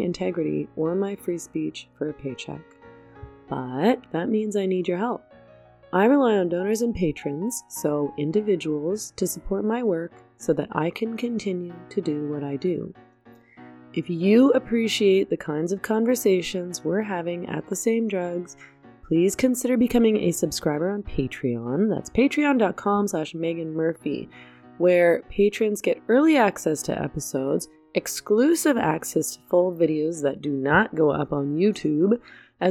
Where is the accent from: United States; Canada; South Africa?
Canada; I'm Canadian